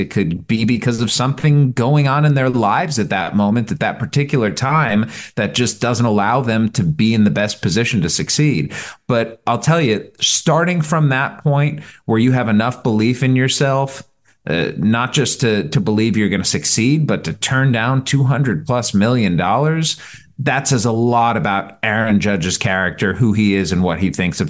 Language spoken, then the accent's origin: English; Cleveland, Ohio, United States; boo-hoo, sorry, I'm from Cleveland. They haven't won since 1948.